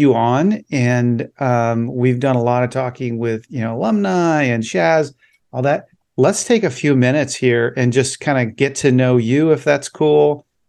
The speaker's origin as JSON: {"language": "English", "town": "Anchorage", "region": "Alaska", "country": "United States", "tie": "born or raised there", "moved": "yes", "lives_now": "Naples, United States", "said": "I grew up in Anchorage or Eagle River, went to Chugiak High School, but I now live in Naples, Florida."}